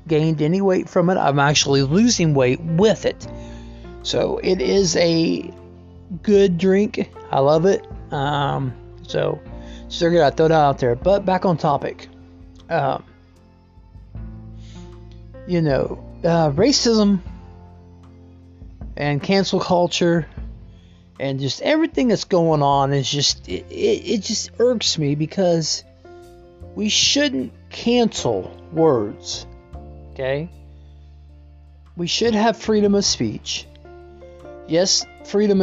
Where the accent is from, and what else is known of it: United States